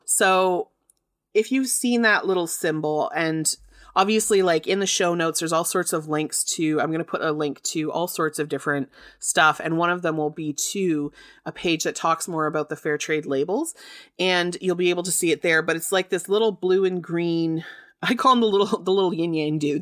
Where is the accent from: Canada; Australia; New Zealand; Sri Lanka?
Canada; accent: Canadian; I'm in Canada